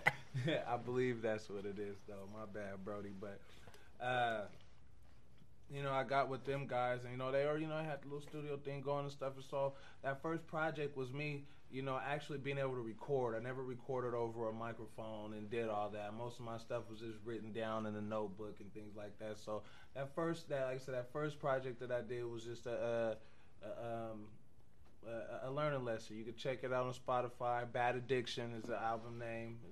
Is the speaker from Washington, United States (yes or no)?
yes; Tacoma, Washington, United States; now in Wyoming, United States; I come from Tacoma, Washington